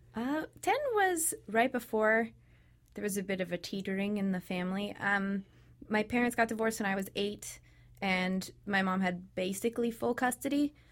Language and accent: English; Sacramento, California, United States; moved away as an adult; I was raised in Sacramento, California